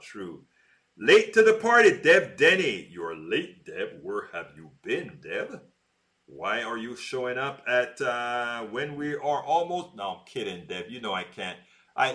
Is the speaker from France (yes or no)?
no; Panama; moved away; I grew up in Panama with Al Rose